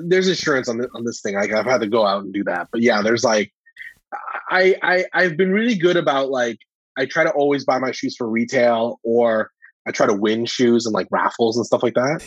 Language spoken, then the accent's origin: English; Calgary, Alberta, Canada; I'm from Calgary